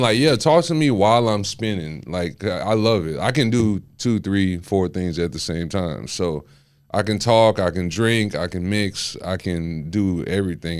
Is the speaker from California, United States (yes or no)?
no; Houston, Texas, United States; also born or lived in West Palm Beach, Florida / Guyana (parents); I've been here my whole life